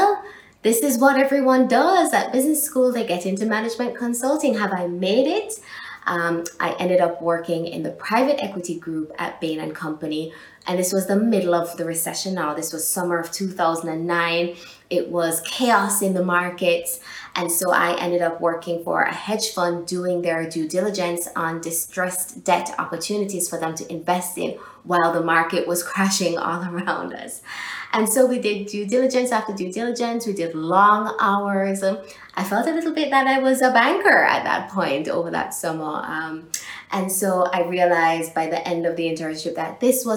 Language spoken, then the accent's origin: English; Jamaica; also born or lived in Spain; this Jamaican girl from an island